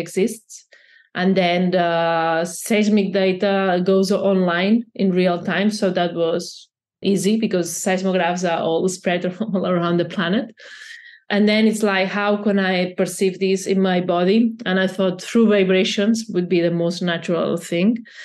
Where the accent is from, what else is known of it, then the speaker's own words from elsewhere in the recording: Barcelona, Catalonia, Spain; I'm from Barcelona